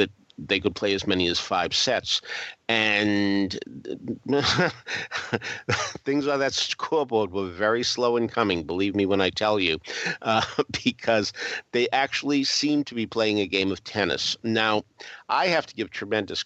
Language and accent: English; New England, United States; as a New Englander